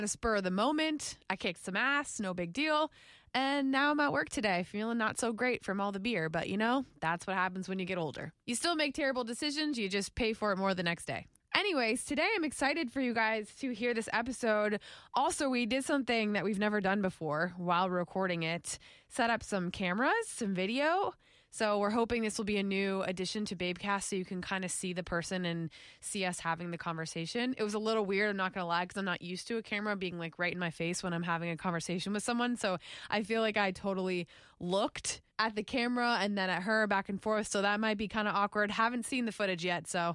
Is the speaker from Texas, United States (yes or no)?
no; West Palm Beach, Florida, United States; now in Jacksonville, United States; I'm from West Palm